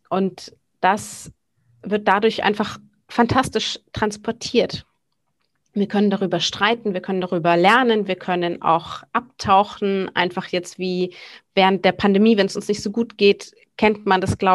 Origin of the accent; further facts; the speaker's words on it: Sylt, Schleswig-Holstein, Germany; also born or lived in Bavaria / Hamburg; Ich äh, bin geboren eigentlich in Bayern, bin teilweise aufgewachsen auf Sylt, wo ich eben ja heute noch lebe, ähm, ebenso wie in Hamburg.